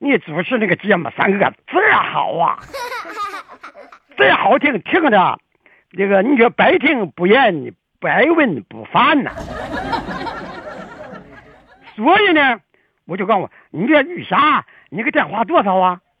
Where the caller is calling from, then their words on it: Beijing, China; 我俺们这电话特殊啊，俺们是北京的，特殊，所以是是十位数啊